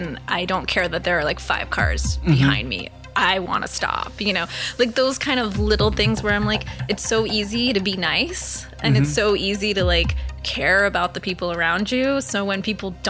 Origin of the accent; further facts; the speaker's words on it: Charlotte, North Carolina, United States; moved away as an adult; also born or lived in Thousand Oaks, California / Winston-Salem, North Carolina; now in Los Angeles, United States; I was born in Thousand Oaks, which is about an hour north of where we are right now. And I grew up there until I was 9 years old. And then I moved to Charlotte, North Carolina